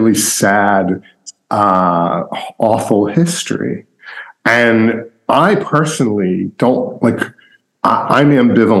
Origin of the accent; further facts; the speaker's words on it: Long Island, New York, United States; now in Brooklyn, United States; I grew up on Long Island